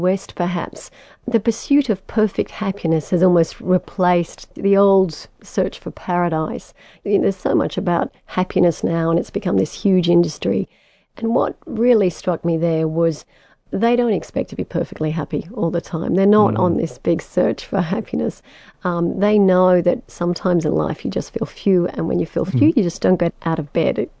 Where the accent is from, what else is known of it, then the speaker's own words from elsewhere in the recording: French Polynesia; born there; my parents gave me a Tahitian name because I was born in Tahiti.